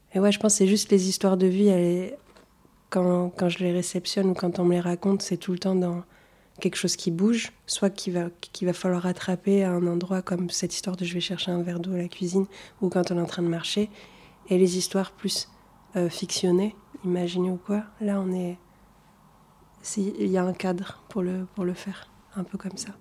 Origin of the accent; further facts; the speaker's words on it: Toulouse, Occitania, France; first language Arabic; French is a second language; also born or lived in Tunisia; je viens de Toulouse, j'habite dans le quartier d'Ampalo à Toulouse